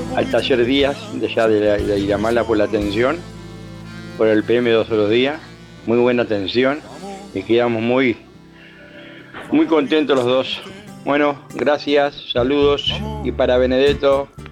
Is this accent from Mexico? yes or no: no; Uruguay; como uruguayo